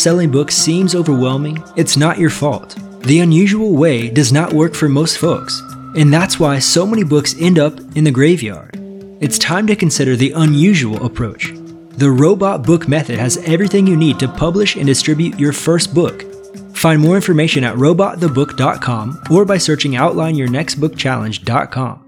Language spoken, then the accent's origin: English; Northwest Missouri, United States; now in São Paulo, Brazil; I grew up in Northwest Missouri, so that's pretty boring